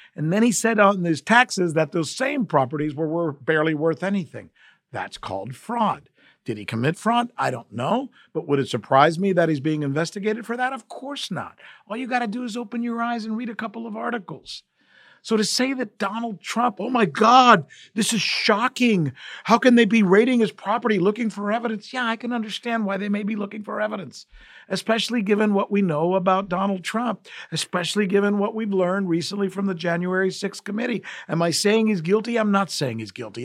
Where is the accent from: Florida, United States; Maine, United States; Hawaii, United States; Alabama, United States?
Florida, United States; South; I grew up here in South Florida